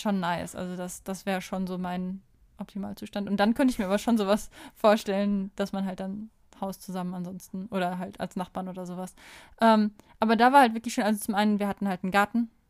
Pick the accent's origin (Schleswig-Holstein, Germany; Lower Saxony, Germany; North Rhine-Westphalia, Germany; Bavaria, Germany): North Rhine-Westphalia, Germany; Kamen; moved away as an adult; also born or lived in Unna / Bielefeld / Kassel; ich bin in Kamen aufgewachsen, in besagtem Mehrgenerationenhaushalt